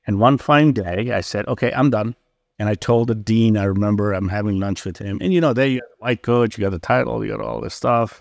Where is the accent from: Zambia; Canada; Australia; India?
India; also born or lived in Mandalay, Myanmar; now in Chicago, United States; I was born in Burma, Mandalay, grew up in India